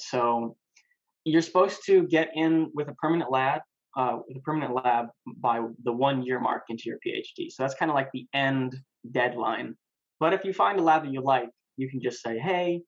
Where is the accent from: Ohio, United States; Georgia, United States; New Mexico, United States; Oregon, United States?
New Mexico, United States; moved away as an adult; now in Raleigh, United States; I'm from New Mexico, born and raised